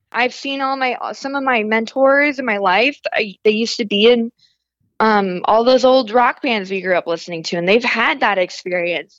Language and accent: English; Northern California, United States; I grew up as a pastor's kid in Northern California